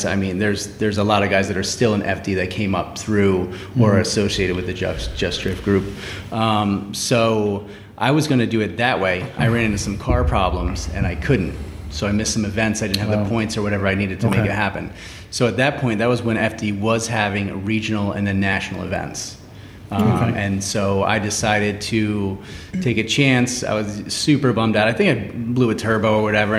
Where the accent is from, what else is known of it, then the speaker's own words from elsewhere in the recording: New York, United States; now in California, United States; I grew up in New York